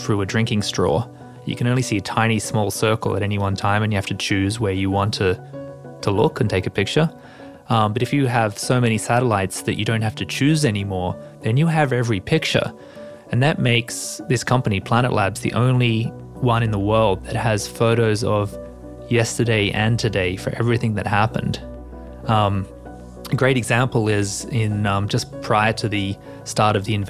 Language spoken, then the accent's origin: English; Australia; moved away; as an Australian